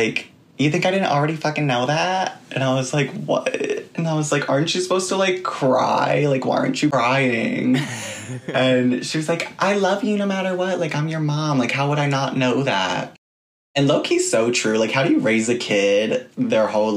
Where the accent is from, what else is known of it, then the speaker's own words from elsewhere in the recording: Hillsborough, New Jersey, United States; now in New York City, United States; I grew up in Hillsboro, New Jersey, which is like a suburb, very, very suburban area outside of New York, probably like an hour away.